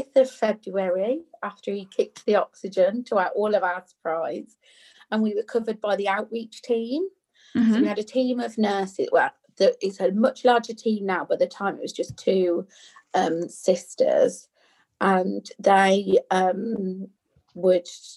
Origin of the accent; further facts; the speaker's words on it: Birmingham, West Midlands, United Kingdom; I'm from Birmingham, so we say Nook